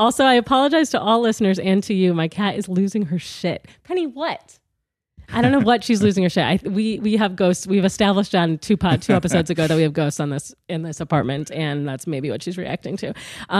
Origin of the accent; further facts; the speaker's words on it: Midwest, United States; moved away; I'm from the Midwest